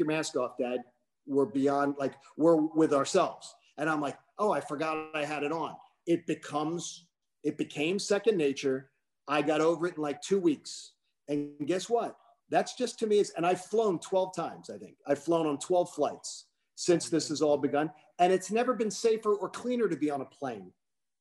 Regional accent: Pennsylvania, United States; now in Georgia, United States; my home state of Pennsylvania

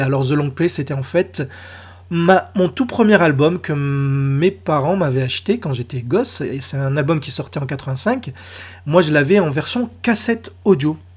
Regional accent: France; chez nous en France

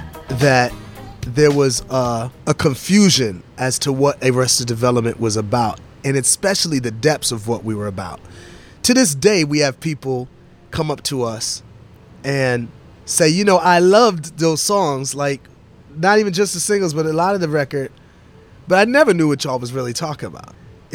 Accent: New York, United States; The world wasn't ready, Speech. I'm from New York, Speech.

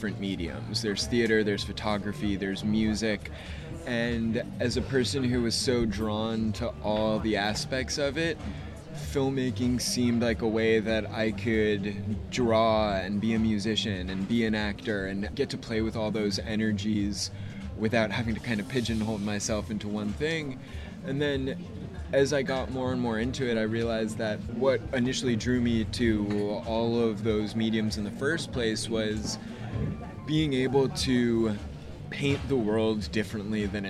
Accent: United States; I grew up right outside of New York City

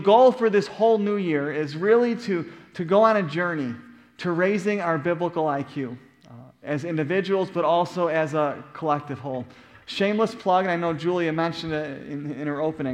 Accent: Buffalo, New York, United States; moved away; growing up in Buffalo, New York.

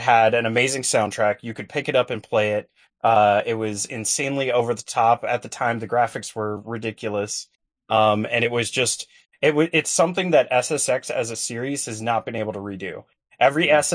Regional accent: Georgia, United States; I grew up in Georgia

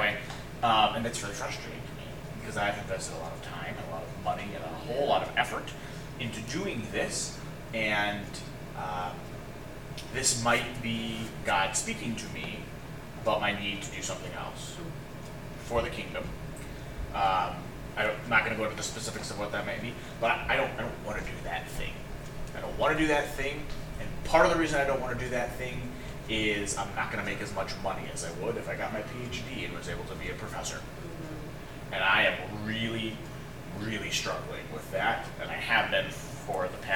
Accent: United States; as American Christians

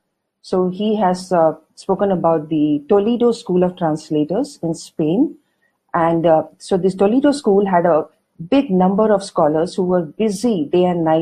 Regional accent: Mysuru, Karnataka, India; first language Kannada; English is a second language; I am from Karnataka. I was born in Mysuru, so Kannada is my mother tongue.

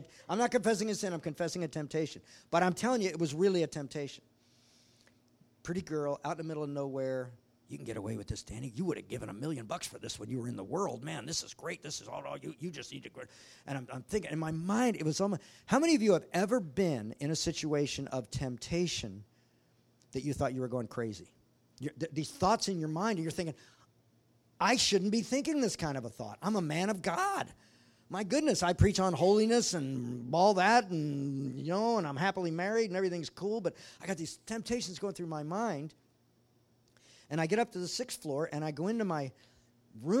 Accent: Hawaii, United States; I'm from Hawaii.

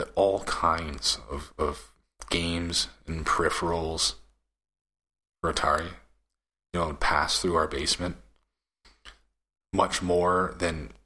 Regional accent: Canada; I'm Canadian

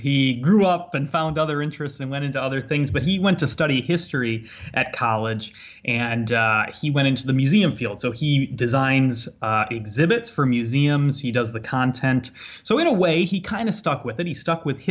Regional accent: Ottawa, Illinois, United States; I grew up in Ottawa, Illinois

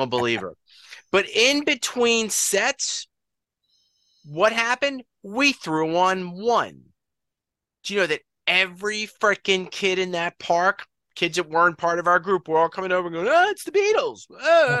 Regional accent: Long Island, New York, United States; We're all from Long Island, New York

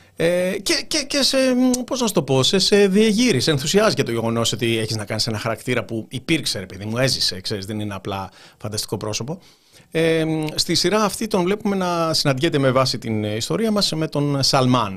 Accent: Keratsini, Attica, Greece; μεγάλωσα στον Πειραιά, στο Κερατσίνι

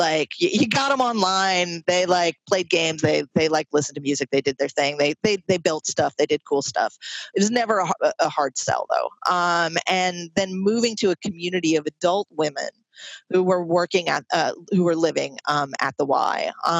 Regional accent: Troy, United States; specifically in this community of folks who live in a residential YWCA in my hometown in Troy.

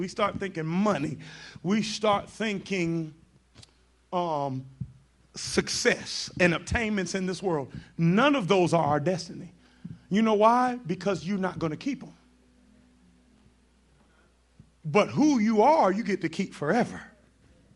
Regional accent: New York, United States; I grew up in New York

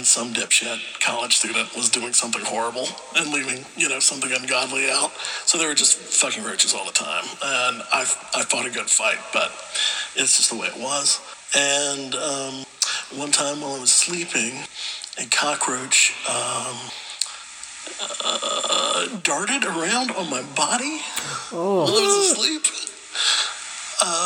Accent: Gulf Coast, Alabama, United States; growing up in Alabama, on the Gulf Coast, very swampy, lots of cockroaches everywhere

